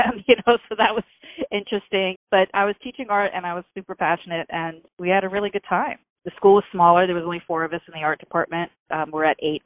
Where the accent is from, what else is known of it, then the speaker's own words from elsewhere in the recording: Pelham, New York, United States; moved away as an adult; also born or lived in New Rochelle, New York; now in Stamford, United States; I grew up in Pelham